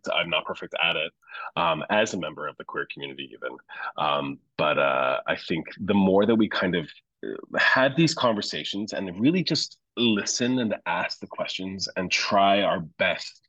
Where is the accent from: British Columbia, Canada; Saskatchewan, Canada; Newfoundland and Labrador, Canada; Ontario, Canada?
Newfoundland and Labrador, Canada; St. John's; now in Toronto, Canada; my home's in Newfoundland. I'm from St. John's